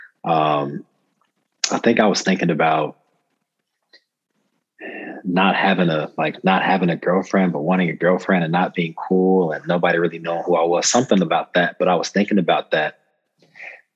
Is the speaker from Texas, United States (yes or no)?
no; Cincinnati, Ohio, United States; moved away as an adult; now in Sydney, Australia; originally from Cincinnati, Ohio. Moved to Australia 3 years ago